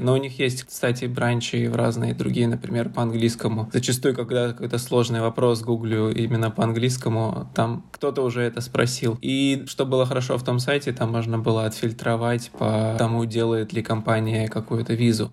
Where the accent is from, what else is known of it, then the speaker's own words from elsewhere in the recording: Saint Petersburg, Russia; moved away as an adult; also born or lived in Moscow; now in Sydney, Australia; я сам из Петербурга, прожил там почти всю жизнь, за исключением нескольких месяцев в Москве